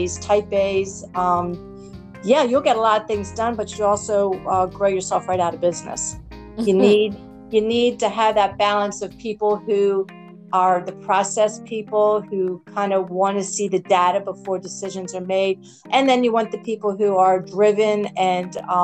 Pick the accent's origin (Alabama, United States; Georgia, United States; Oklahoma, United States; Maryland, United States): Maryland, United States; Baltimore; I'm born and raised in Baltimore